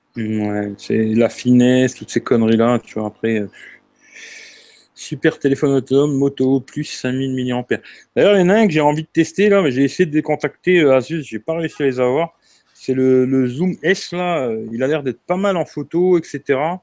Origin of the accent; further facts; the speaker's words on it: Marseille, Provence-Alpes-Côte d'Azur, France; je suis Marseillais